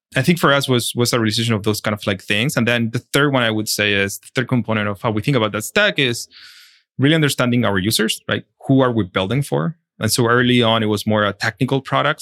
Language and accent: English; Chile; moved away; I'm originally from Chile and, um, I study in Chile